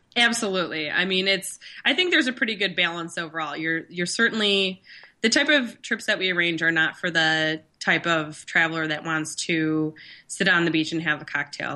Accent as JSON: {"language": "English", "region": "Northern Michigan", "country": "United States", "tie": "born or raised there", "said": "growing up in Northern Michigan"}